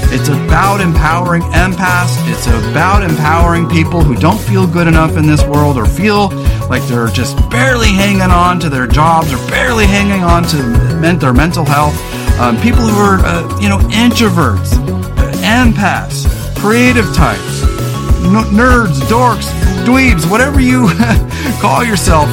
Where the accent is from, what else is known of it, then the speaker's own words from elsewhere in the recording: California, United States; also born or lived in Pasadena; now in Pacific Northwest, United States; I grew up in California.